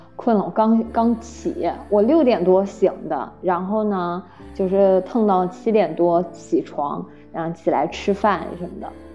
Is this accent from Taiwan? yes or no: no; Nanjing, Jiangsu, China; 我是南京人